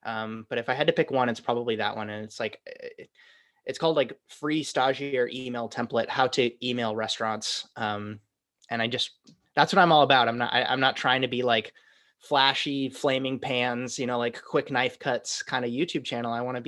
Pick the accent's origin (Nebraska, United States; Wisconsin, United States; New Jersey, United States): Wisconsin, United States; moved away as an adult; now in New York, United States; It's basically who I was when I moved to New York from Wisconsin.